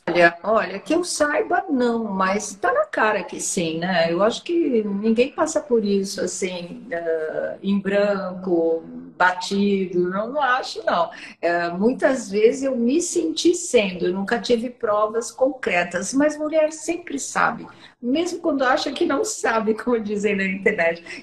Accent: São Paulo, Brazil; sou paulista paulistana mesmo, da Zona Norte

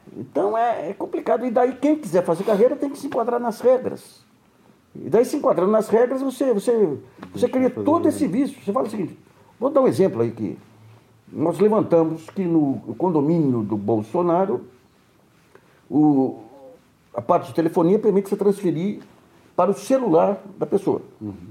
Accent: Brazil; como brasileiro mais influente

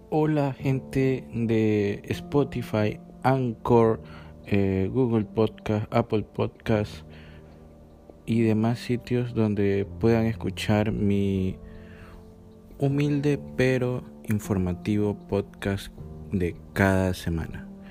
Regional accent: Ecuador; aquí en mi país, en Ecuador

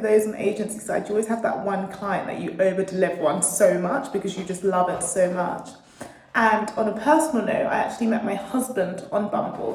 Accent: London, United Kingdom; moved away as an adult; born and bred in London

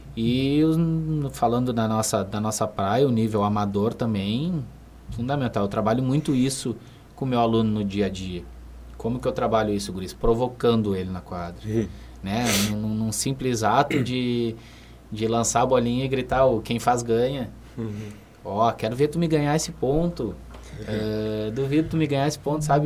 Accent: Rio Grande, Rio Grande do Sul, Brazil; moved away as an adult; now in Santa Maria, Brazil; eu sou natural de Rio Grande, né? Eu resido em Santa Maria há um ano

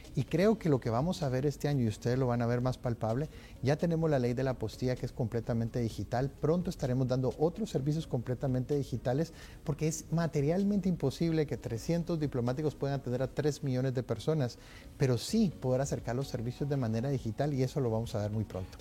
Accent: Guatemala; como guatemalteco

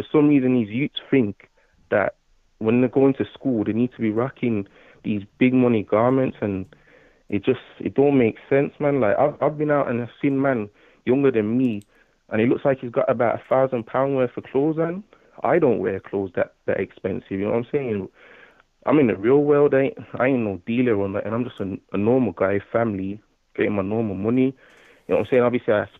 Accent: Birmingham, West Midlands, United Kingdom; moved away as an adult; now in Manchester, United Kingdom; I'm from Brum, you know. I'm from down there still, but I've been living up Manny for the last, like, year and a half now.

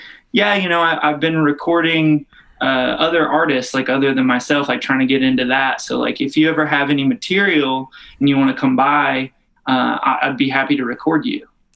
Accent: Kentucky, United States; I grew up in like a pretty like half religious, half not religious. I'm from Kentucky

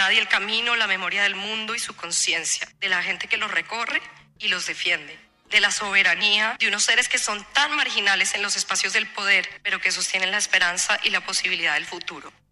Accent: Colombia; now in United States; los bosques en los que crecí en Colombia y en los que ahora vivo en Estados Unidos

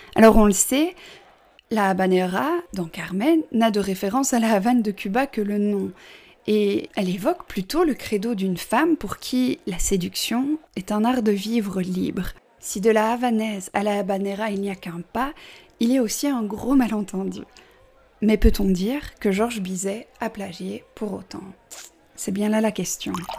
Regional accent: Belgium; je suis belge

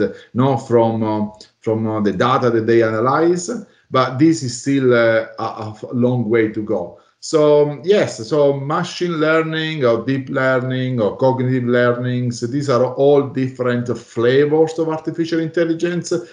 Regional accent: Italy; now in Melbourne, Australia; I'm based in Melbourne, Australia, although I'm originally from Italy

